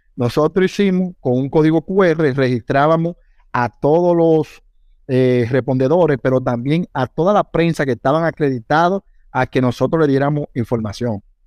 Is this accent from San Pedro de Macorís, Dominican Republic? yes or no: no; Higüey, La Altagracia, Dominican Republic; yo soy de Higüey